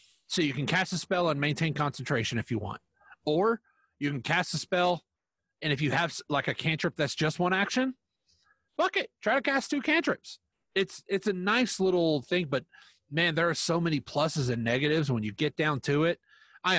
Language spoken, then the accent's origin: English; United States; I'm American.